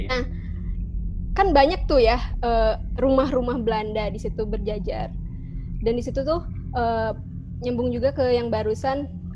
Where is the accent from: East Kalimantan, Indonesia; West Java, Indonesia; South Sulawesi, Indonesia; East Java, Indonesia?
West Java, Indonesia; Bandung; aku asli orang Bandung